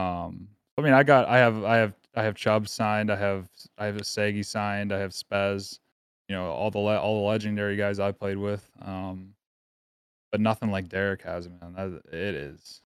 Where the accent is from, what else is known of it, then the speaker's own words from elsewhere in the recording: Pittsburgh, Pennsylvania, United States; Growing up in Pittsburgh.